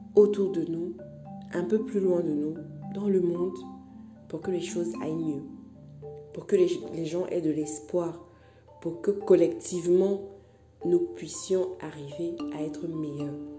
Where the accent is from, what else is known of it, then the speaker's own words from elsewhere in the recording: Cameroon; je suis camerounaise